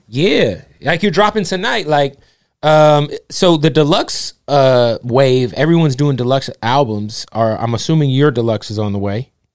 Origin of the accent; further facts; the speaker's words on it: Phoenix, Arizona, United States; I'm from Phoenix